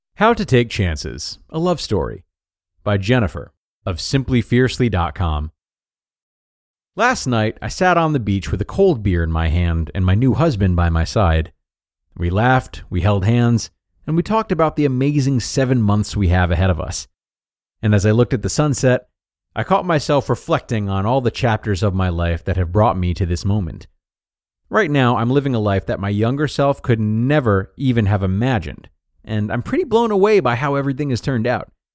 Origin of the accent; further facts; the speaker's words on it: United States; moved away as an adult; now in Australia; I'm American, but I've been living in Australia since my early 20s